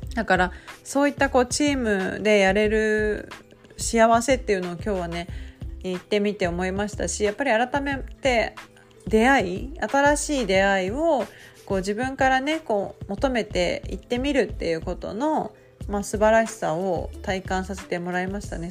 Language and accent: Japanese; Nagasaki, Japan; now in Kumamoto, Japan; 長崎なんですよね、九州大会が。だから、あ、私の地元である